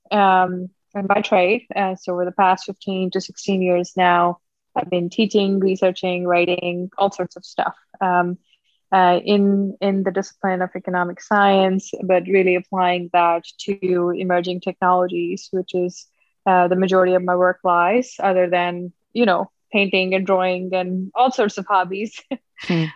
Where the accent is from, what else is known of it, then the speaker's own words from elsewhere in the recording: Punjab, India; now in Hawaii, United States; born and raised in India, uh, so look Indian, I guess, um, uh, northern part of India, state of Punjab.